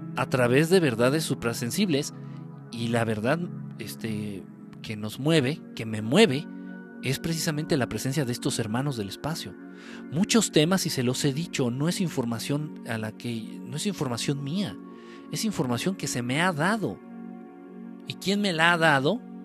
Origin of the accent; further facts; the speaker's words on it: Guerrero, Mexico; Afortunadamente yo no soy chilango, yo soy de guerrero.